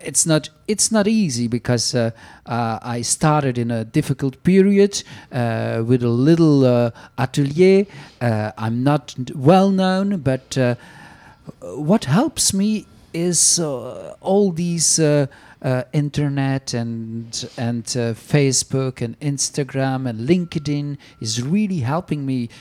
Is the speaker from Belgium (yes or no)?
yes; Flanders, Belgium; first language Flemish; English is a second language; now in France; in Flemish, my mother tongue